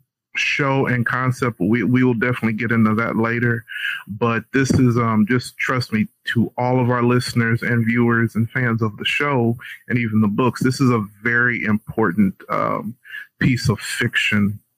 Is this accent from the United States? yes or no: yes; Texarkana, Texas, United States; I'm from Texarkana, Texas